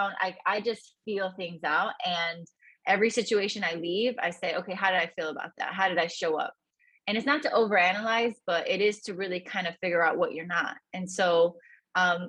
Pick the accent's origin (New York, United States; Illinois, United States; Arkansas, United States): Illinois, United States; Chicago; I grew up in the south side of Chicago in Gage Park. Very proud of the fact, born and raised in Gage Park in Chicago.